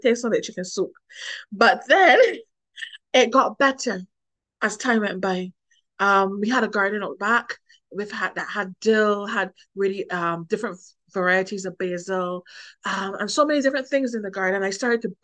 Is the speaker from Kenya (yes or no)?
no; Christ Church, Barbados; moved away as an adult; also born or lived in Bridgetown, Barbados / France; now in Europe; I was born and raised in Barbados